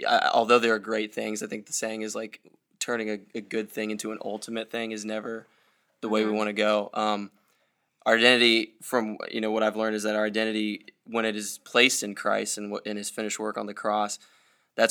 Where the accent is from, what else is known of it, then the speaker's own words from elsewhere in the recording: Iowa, United States; I'm from Iowa